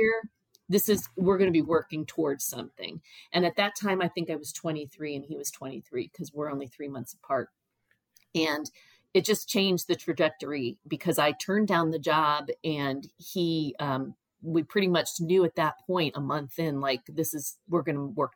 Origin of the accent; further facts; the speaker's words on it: Cuyahoga Falls, Ohio, United States; where I grew up in Cuyahoga Falls